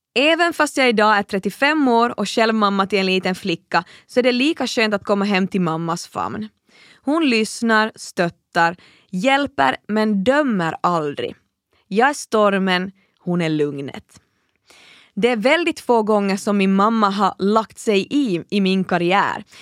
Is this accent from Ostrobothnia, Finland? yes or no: yes; Kaskinen, Ostrobothnia, Finland; jag är född och uppvuxen i Finlands minsta stad